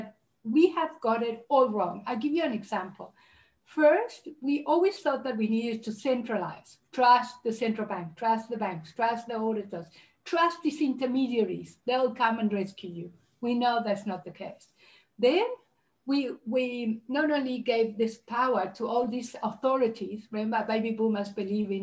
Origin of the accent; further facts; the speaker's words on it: Uruguay; moved away; I'm originally from Uruguay and South America